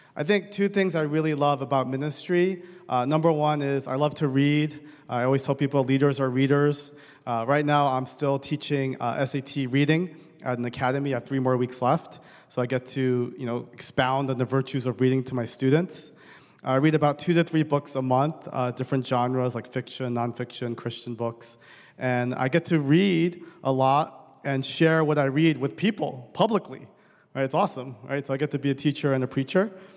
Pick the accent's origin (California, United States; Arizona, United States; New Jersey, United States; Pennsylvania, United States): New Jersey, United States; Bergen County; also born or lived in Edison, New Jersey / Edgewater, New Jersey; I grew up in Bergen County most of my life.